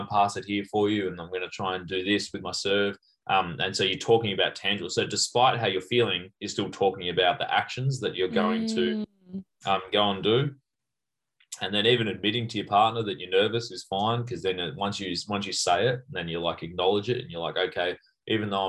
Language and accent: English; Melbourne, Victoria, Australia; my hometown in St. Kilda in Victoria